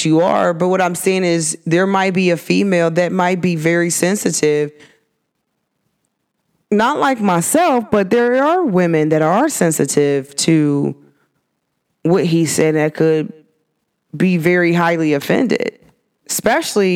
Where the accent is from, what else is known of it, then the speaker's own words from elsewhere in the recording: United States; culture to me is American